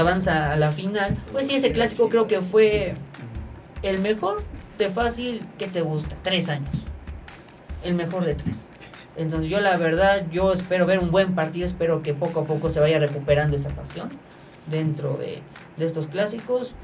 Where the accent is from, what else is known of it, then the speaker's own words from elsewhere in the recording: Mexico; como mexicanos, pues sí queremos ver selecciones que nos representan